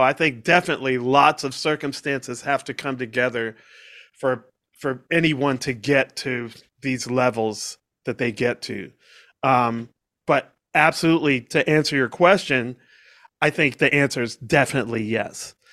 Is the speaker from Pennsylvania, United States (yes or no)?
no; Washington, District of Columbia, United States; also born or lived in Georgia; now in Boca Raton, United States; growing up in Washington, D C